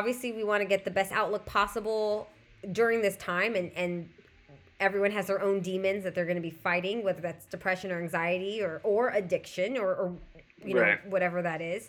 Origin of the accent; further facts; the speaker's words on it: Southern California, United States; I'm also from Southern California